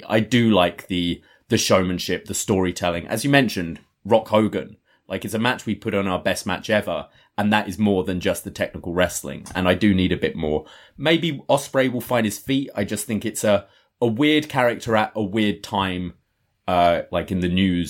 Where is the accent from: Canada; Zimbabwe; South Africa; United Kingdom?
United Kingdom; maybe that comes from being British, so the kind of culture difference isn't so huge.